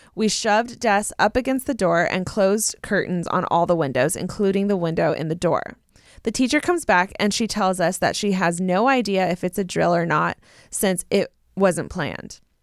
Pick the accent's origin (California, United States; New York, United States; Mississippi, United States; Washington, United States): California, United States; Southern; I grew up in Southern California